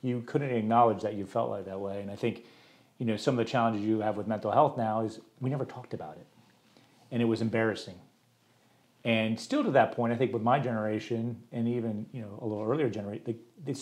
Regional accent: Allendale, New Jersey, United States; moved away as an adult; now in Charlotte, United States; I grew up in Allendale, New Jersey

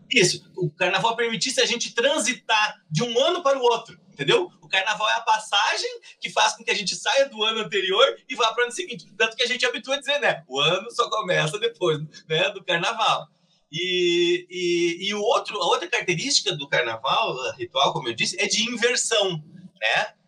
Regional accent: Cruz Alta, Rio Grande do Sul, Brazil; moved away as an adult; now in Pelotas, Brazil; Eu sou de Cruz Alta, né? Na verdade, eu moro em Pelotas há pouco mais de uma década mas eu sou de Cruz Alta

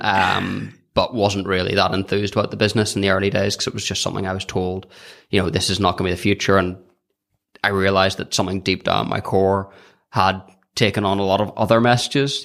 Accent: County Down, Northern Ireland, United Kingdom; I'm from County Down

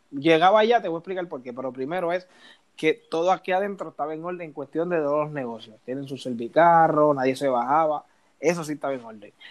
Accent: Loíza, Puerto Rico; ah, yo soy de Loiza

